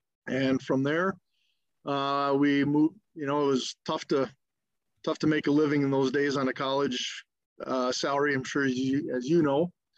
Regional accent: Osakis, Minnesota, United States; moved away as an adult; also born or lived in Fargo, North Dakota; now in West Fargo, United States; I'm originally from Osakis, Minnesota. It's a small little lake community town in central Minnesota, basically about halfway in between the Twin Cities and Fargo, right on I-94. Great little town.

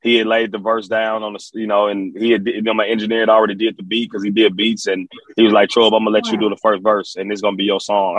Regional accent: Memphis, Tennessee, United States; also born or lived in Alexandria, Virginia; I'm from Memphis, Tennessee. I'm from Memphis. I was raised in Memphis. I was born in Alexandria, Virginia, and I grew up in Memphis

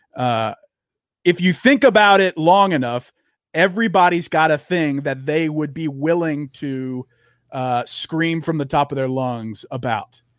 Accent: Louisiana, United States; now in Texas, United States; I grew up in the South. I grew up in Louisiana and live in Texas now

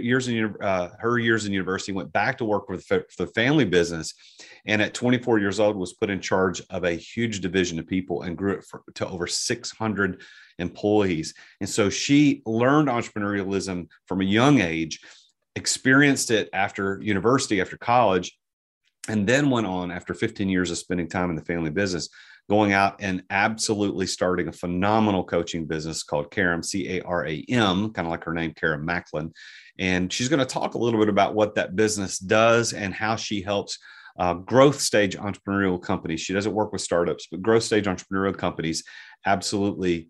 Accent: Southern United States, United States; accent: Southern American; my Southern American accent

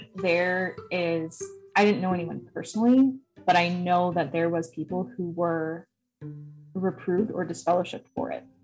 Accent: Wisconsin, United States; I'm from Wisconsin

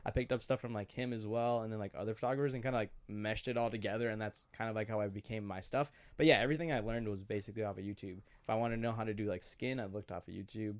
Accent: Glencoe, Minnesota, United States; I'm from Glencoe, Minnesota

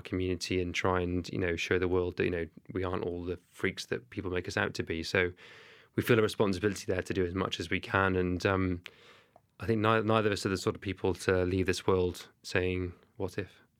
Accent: Cardiff, Wales, United Kingdom; accent: thick Welsh; I'm from Cardiff, you can tell by my thick Welsh accent

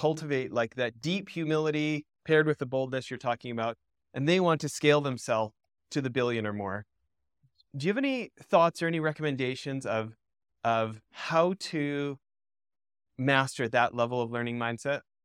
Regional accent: Canada; I grew up in Canada

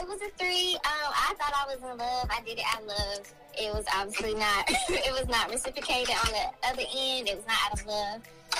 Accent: Myrtle Beach, South Carolina, United States; I'm from South Carolina, Myrtle Beach.

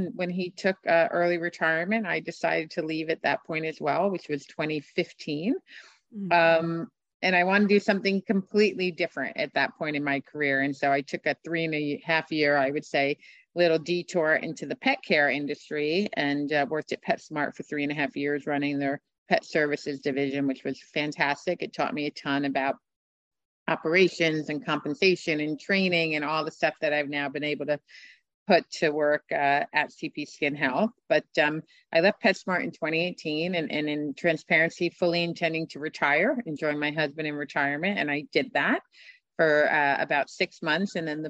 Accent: Scottsdale, Arizona, United States; But this was in my hometown. It was in Scottsdale, and it was a great opportunity, a great brand, and I felt like I could add a lot of value, so I jumped back in.

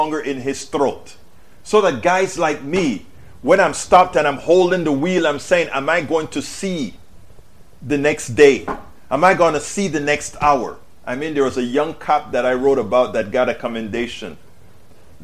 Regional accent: Panama; now in United States; I'm from Panama, a third world country

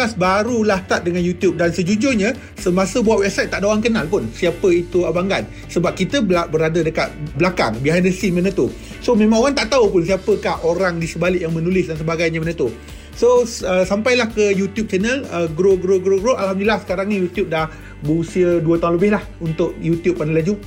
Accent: Gemas, Negeri Sembilan, Malaysia; saya membesar di Felda Palung 2 di Gemas Negeri Sembilan

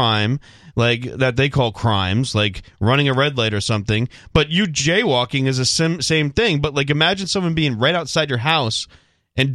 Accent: Rhode Island, United States; I'm from Rhode Island

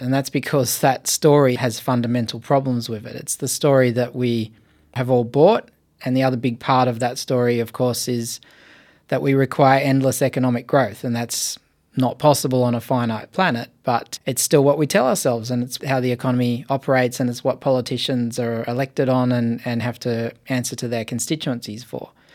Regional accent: Blue Mountains, New South Wales, Australia; I was born in the Blue Mountains and I grew up right on the edge of what would become the national park there

